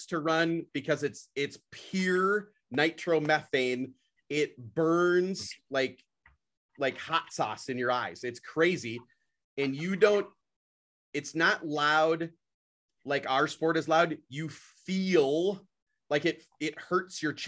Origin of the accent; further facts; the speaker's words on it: Brainerd, Minnesota, United States; I'm from Brainerd, Minnesota